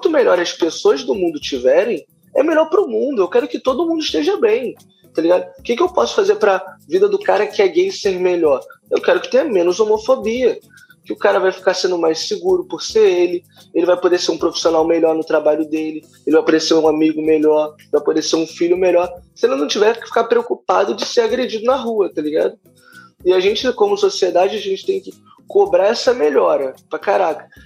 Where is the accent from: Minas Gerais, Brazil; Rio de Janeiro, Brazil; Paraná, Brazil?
Rio de Janeiro, Brazil; eu sou de periferia, eu sou de favela do Rio de Janeiro.